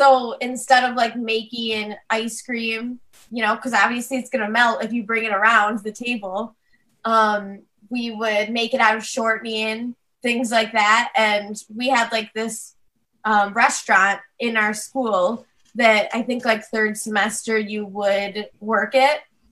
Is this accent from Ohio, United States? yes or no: no; New York, United States; also born or lived in Pennsylvania